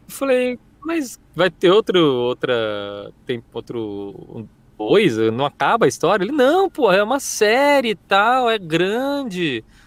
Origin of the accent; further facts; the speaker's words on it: Presidente Prudente, São Paulo, Brazil; moved away; Eu, eu, sou do interior, né? Sou de Presidente Prudente.